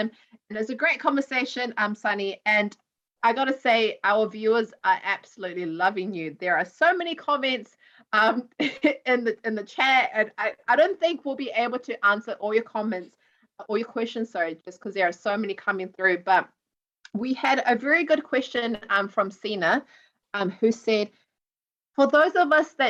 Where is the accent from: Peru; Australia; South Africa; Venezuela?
Peru; I'm actually from South America. I'm from Peru